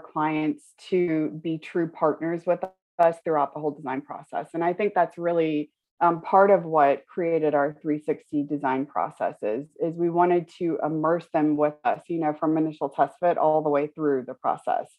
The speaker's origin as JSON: {"language": "English", "region": "Florida", "country": "United States", "tie": "born or raised there", "moved": "yes", "said": "going from where I grew up in Florida and where I was in school in Florida to London"}